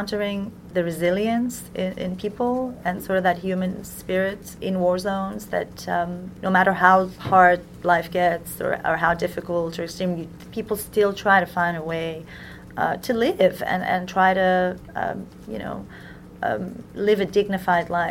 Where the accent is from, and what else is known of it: United States